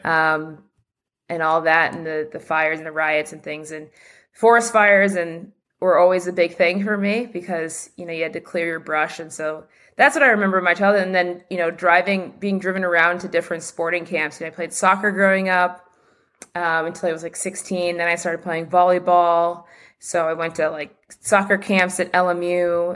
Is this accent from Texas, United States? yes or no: no; Los Angeles, California, United States; I grew up just near Dodger Stadium, not far from downtown L A in, in Mount Washington